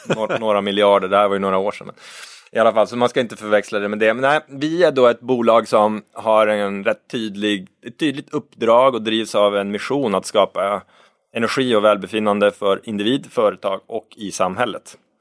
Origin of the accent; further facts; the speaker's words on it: Norrbotten County, Sweden; moved away; Jag är ju uppvuxen i Norrbotten